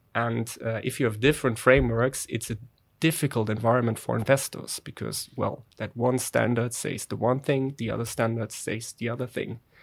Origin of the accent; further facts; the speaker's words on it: Germany; accent: German; English is a second language; now in Netherlands; my poor German accent